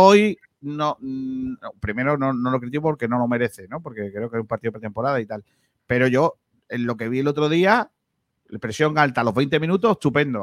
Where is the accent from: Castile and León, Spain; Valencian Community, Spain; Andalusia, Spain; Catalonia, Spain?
Andalusia, Spain; Rincón de la Victoria; en mi pueblo, en Rincón de la Victoria